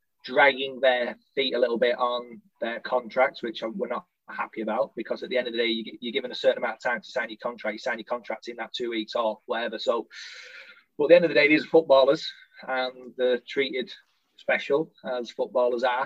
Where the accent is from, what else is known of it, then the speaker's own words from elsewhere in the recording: Littleborough, North West England, United Kingdom; I'm from Littleborough